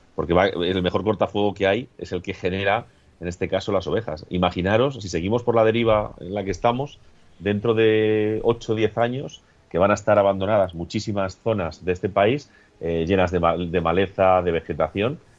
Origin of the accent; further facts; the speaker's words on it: Agudo, Castilla-La Mancha, Spain; mi pueblo, con Agudo